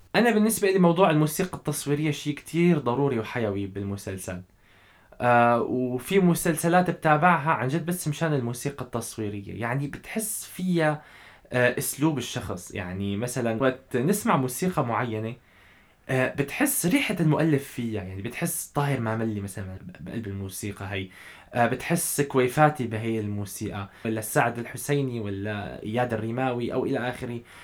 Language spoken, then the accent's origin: Arabic; Syria; نحن كلياتنا سوريين